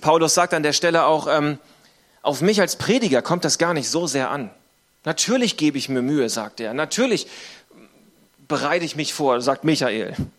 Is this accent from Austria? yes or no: no; Northern Germany, Germany; Ich komme aus dem Norden von Deutschland.